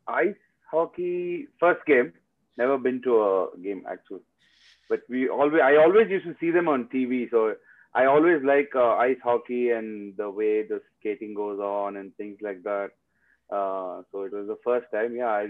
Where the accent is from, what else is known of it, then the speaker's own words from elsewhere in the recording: Bangalore, Karnataka, India; also born or lived in Cardiff; After Cardiff, I came back to India, Bangalore, my hometown, and I was working for 2 years in a construction company.